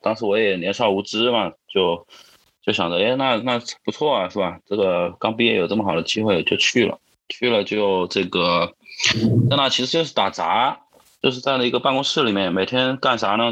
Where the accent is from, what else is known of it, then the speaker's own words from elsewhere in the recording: Wuhan, Hubei, China; now in Shenzhen, China; 我是这个湖北武汉人